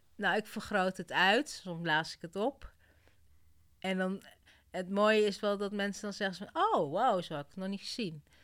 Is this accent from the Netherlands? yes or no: no; Kenya; moved away; Ik kom uit Kenia